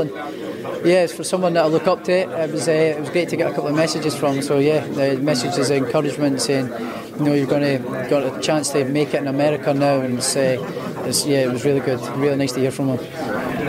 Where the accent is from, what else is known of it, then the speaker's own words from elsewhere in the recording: Edinburgh, Scotland, United Kingdom; where I grew up was sort of the outskirts of Edinburgh